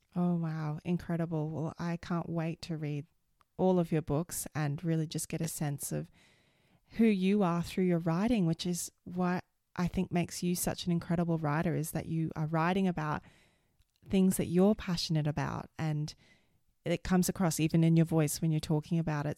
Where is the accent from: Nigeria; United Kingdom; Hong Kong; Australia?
Australia; also born or lived in United States; I grew up in Australia